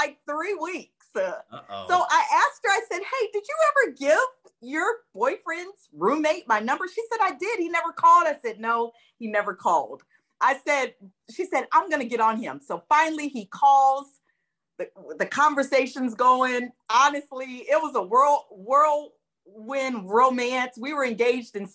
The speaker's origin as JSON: {"language": "English", "town": "Davenport", "region": "Iowa", "country": "United States", "also_born_or_lived": "Tallahassee, Florida / Birmingham, Alabama", "moved": "as an adult", "said": "I'm from Davenport, went to school at Florida A&M for about 3 years"}